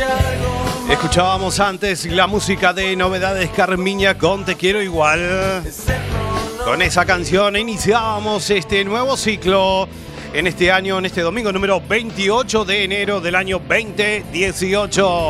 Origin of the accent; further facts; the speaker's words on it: Uruguay; moved away; en mi tierra, en Uruguay